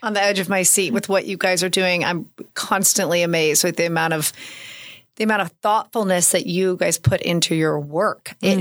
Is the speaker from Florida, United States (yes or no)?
no; Oklahoma City, Oklahoma, United States; moved away as an adult; I grew up in Oklahoma City. I lived away for 15 years. I moved home 17 years ago